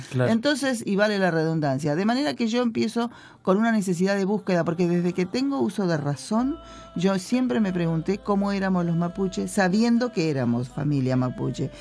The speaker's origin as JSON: {"language": "Spanish", "town": "Los Toldos", "region": "Buenos Aires", "country": "Argentina", "tie": "born or raised there", "said": "Yo nací en una comunidad que se llama Los Toldos"}